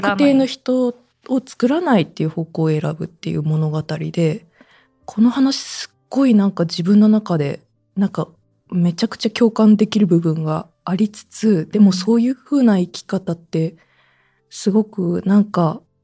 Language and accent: Japanese; Saitama, Japan; moved away; also born or lived in Nagoya, Aichi / Omiya / Urawa; 私自身、実家が埼玉ですし、もともと名古屋市民でしたし